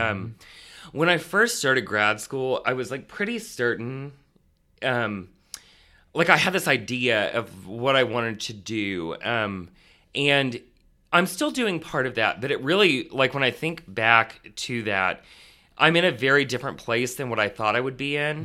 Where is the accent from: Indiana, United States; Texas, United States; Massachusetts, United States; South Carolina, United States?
Indiana, United States; rural; I grew up in rural Indiana